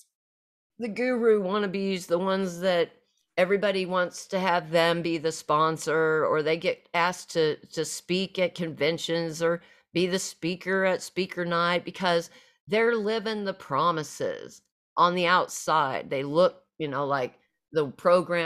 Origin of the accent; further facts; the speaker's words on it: Southwest Missouri, United States; moved away as an adult; home for me was back to my hometown of area of Southwest Missouri